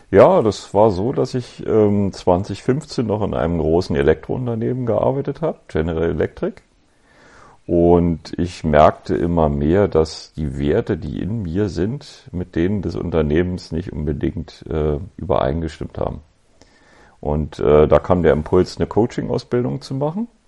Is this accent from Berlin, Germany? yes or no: yes; Berlin, Germany; ich bin Berliner Jung, äh, 1965 geboren in Westberlin